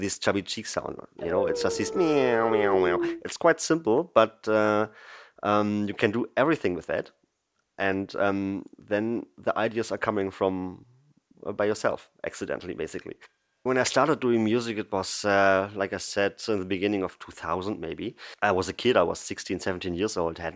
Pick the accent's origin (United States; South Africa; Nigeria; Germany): Germany; Berlin; I'm from Berlin in Germany. I'm born here, live here